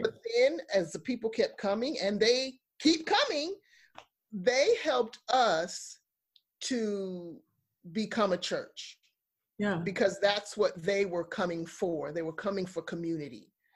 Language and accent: English; New York, United States; Growing up in New York and working with children, young people in the inner city